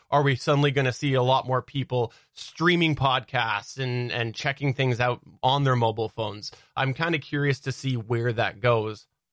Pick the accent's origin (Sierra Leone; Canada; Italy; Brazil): Canada; I have grown up in the same city in Canada